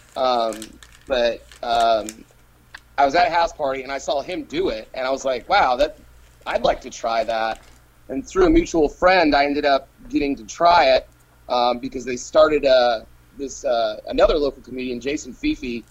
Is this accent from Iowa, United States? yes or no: no; Asheville, North Carolina, United States; also born or lived in Virginia; now in Montgomery, United States; I was born in Virginia, but I claim I claim to be from Asheville, North Carolina